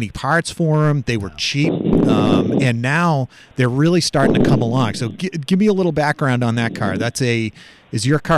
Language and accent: English; Wilmington, Massachusetts, United States; I grew up in Wilmington.